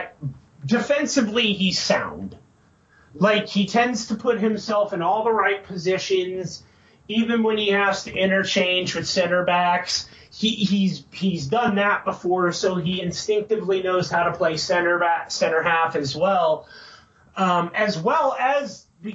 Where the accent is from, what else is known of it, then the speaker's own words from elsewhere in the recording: United States; We're American